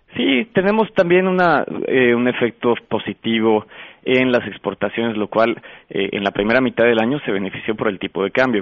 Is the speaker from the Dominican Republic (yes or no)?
no; Mexico; nuestro país